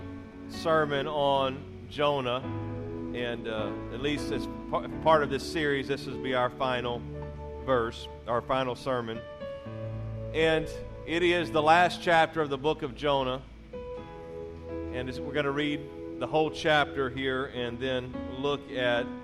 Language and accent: English; Louisiana, United States; moved away; also born or lived in Mississippi; I was born in Mississippi, raised in Louisiana